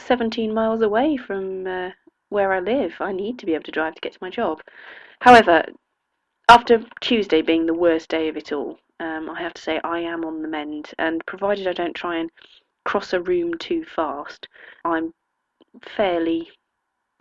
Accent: England, United Kingdom; as we English would say

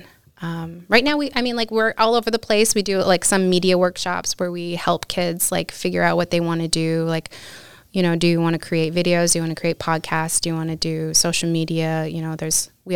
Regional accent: Utqiagvik, Alaska, United States; now in Anchorage, United States; I grew up in Barrow or Utqiagvik

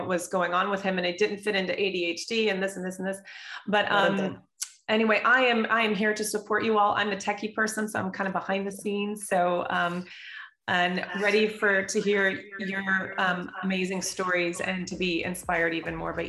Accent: United States; now in Qatar; I'm from the United States.

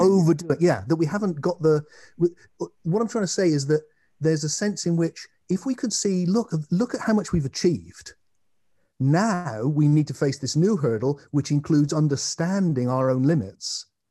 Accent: England, United Kingdom; I'm an English man

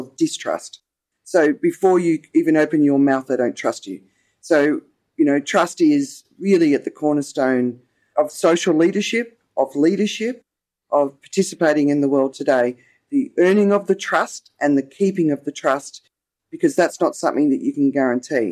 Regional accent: Australia; accent: Australian; now in Thailand; my accent is Australian. I'm obviously not Thai

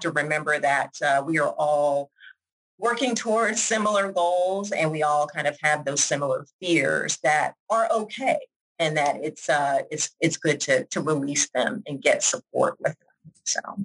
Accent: Georgia, United States; moved away as an adult; also born or lived in Washington, District of Columbia, United States / New York; now in Jacksonville, United States; I am originally from Georgia, even though I live here now in Florida. Uh, born and raised, raised in Georgia

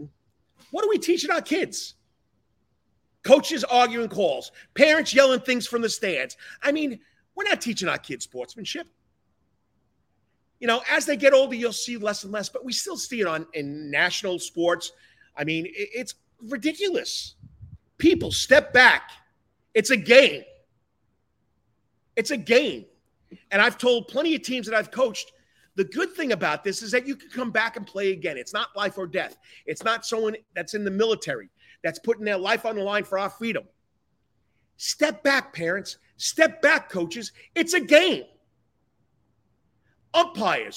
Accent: New York, United States; moved away as an adult; also born or lived in Georgia; now in Thunderbolt, United States; being a New Yorker, being a loud guy, even though I am a Southern Yankee, I've been here for 27 years

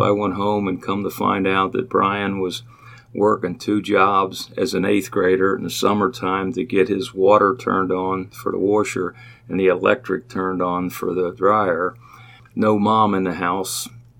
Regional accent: Cincinnati, Ohio, United States; I was born and raised in Price Hill and went to Holy Family Church and school.

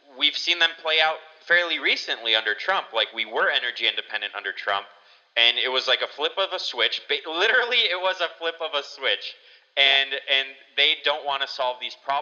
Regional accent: United States

